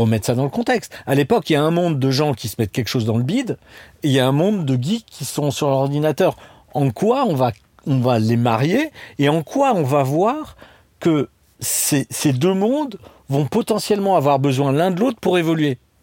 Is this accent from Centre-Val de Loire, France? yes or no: no; Strasbourg, Grand Est, France; je viens de Strasbourg